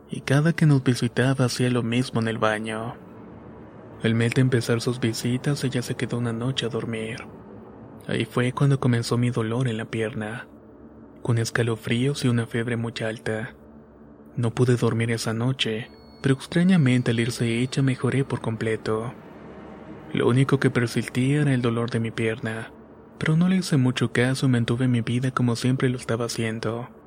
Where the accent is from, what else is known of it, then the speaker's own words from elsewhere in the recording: Argentina; soy de Argentina.